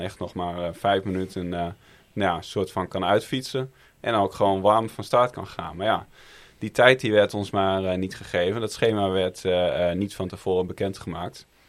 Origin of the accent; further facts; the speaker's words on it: Groningen, Netherlands; Ik ben zelf een Groninger